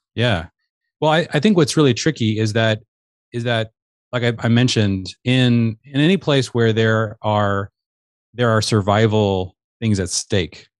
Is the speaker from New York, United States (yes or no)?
no; Seattle, Washington, United States; I grew up in the Seattle area